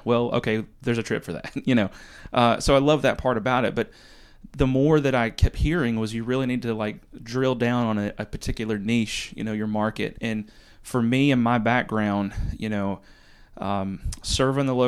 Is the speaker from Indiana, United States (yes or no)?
no; Western North Carolina, United States; also born or lived in New York City, United States; now in North Myrtle Beach, United States; I'm from Western North Carolina